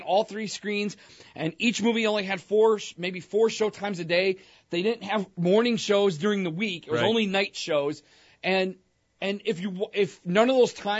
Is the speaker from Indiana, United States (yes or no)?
no; Joliet, Illinois, United States; when I grew up here in Joliet, all we had was the mall